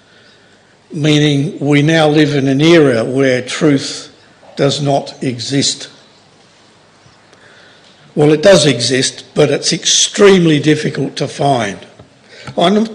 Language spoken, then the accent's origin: English; Oxford, South East England, United Kingdom; I was born in Oxford